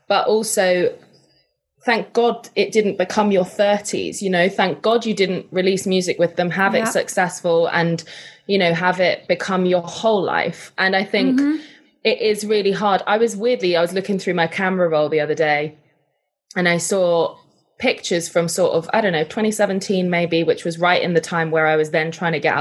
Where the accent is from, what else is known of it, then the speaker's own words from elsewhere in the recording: United Kingdom; I'm British.